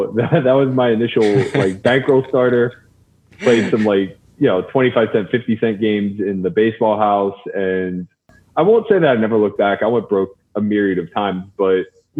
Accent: Pittsburgh, Pennsylvania, United States; I'm from Pittsburgh, so a lot of the East Coast influence was coming through.

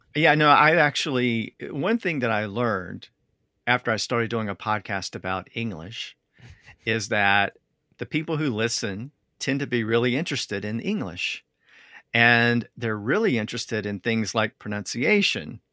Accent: the American South, United States; I'm from the South

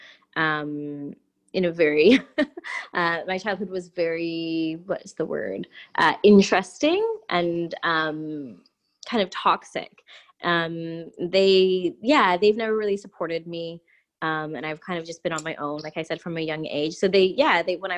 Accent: Prince George, British Columbia, Canada; also born or lived in Quesnel, Canada / Vancouver, Canada; I was born in a place called Prince George, BC. And then I moved before high school to a place called Quesnel

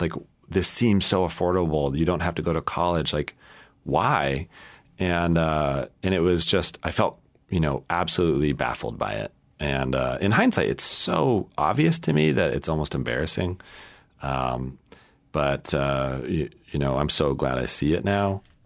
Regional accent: Colorado, United States; I grew up in Colorado

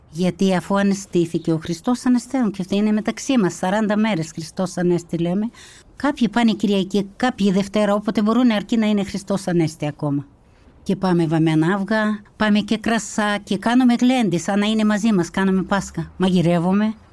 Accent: Kazakhstan; moved away as an adult; also born or lived in North Caucasus, Russia; now in Kallithea, Greece; Γεννήθηκα στα Καζαχστάν, τότε με το διωγμό του Στάλιν. Μετά που παντρεύτηκα, απέκτησα τρία παιδιά, τα γέννησα όλα στα Καζαχστάν

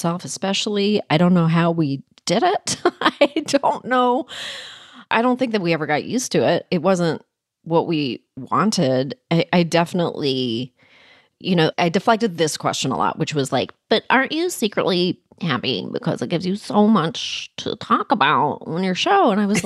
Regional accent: Canada; moved away; I was born in Canada and I was raised there.

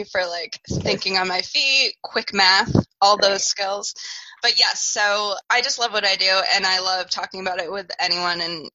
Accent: Woodstock, Connecticut, United States; moved away as an adult; where I grew up in Woodstock, Connecticut

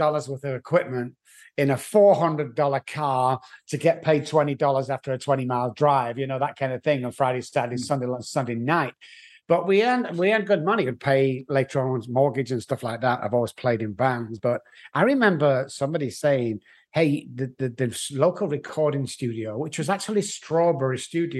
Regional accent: Manchester, North West England, United Kingdom; moved away; I'm from England. Manchester in England is where I was born. In actual fact, if you want to pinpoint the Manchester, it was Moss Side, which is a bit like Beirut with lights. It was very rough. It was very low income families, but that's where I grew up.

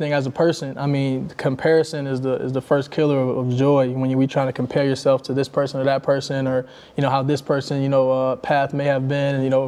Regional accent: Michigan, United States; I'm from Michigan

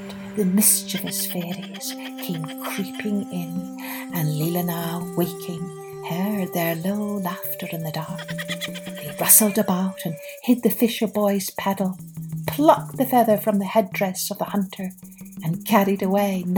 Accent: Scotland, United Kingdom; moved away; also born or lived in Ireland; growing up in Scotland and in Ireland

